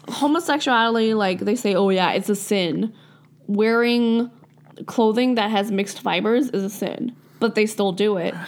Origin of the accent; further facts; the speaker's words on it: Canada; we live here. Like, we're Canadian